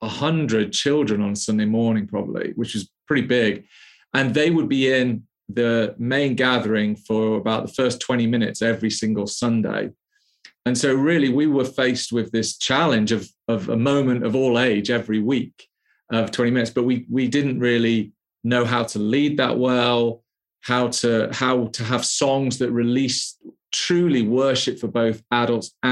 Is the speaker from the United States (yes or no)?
no; the Wirral, North West England, United Kingdom; moved away as an adult; also born or lived in London; now in Birmingham, United Kingdom; I grew up in the Wirral